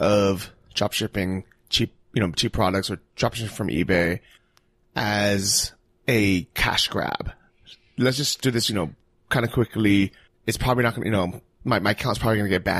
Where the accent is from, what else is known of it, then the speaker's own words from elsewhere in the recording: United States; as an American